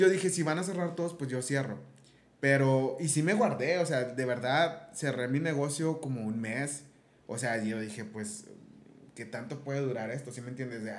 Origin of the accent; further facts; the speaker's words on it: Mexico; uno es muy confiable como muy confiado como mexicano